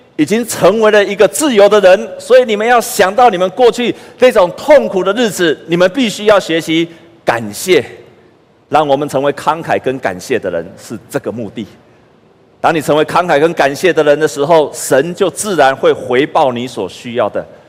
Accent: Taiwan; moved away as an adult; also born or lived in United States; 我在台湾读书成绩那么好

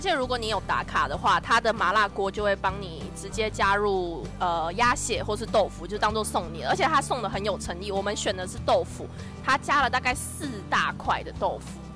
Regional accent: Taiwan; 其实我们台湾人一般吃火锅的时候不太会直接想到说要加莲藕

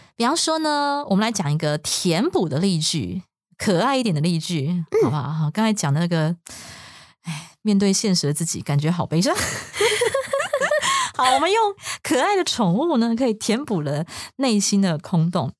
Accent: Taiwan; 就是如果是我们台湾人

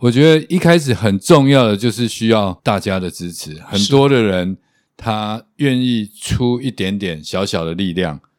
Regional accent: Taiwan; 我们台湾人

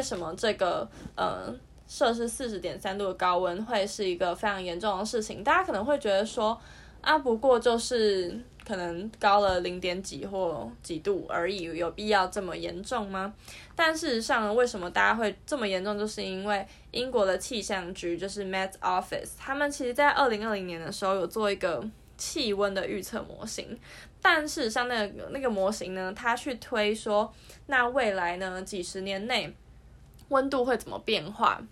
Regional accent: southern Taiwan, Taiwan; moved away as an adult; 我以前可能是住，就是小时候都是住在南部，就是之后大学之后才来北部的这样

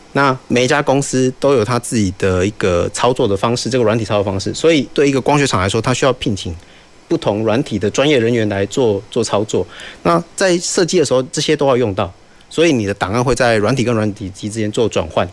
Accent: Taiwan; 这是让我们台湾人自豪的

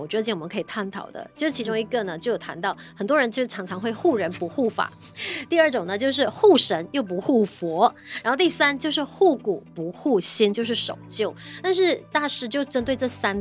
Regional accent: Malaysia; 当然我们也是马来西亚人，我们肯定是马来西亚人

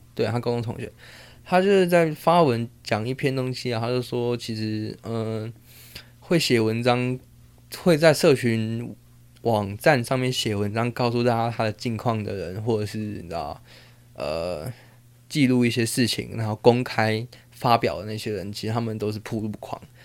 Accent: Taiwan; first language Taiwanese Hokkien; Chinese is a second language; now in Taipei, Taiwan; 我是自细汉咧做囡仔的时阵就是讲台语大汉的

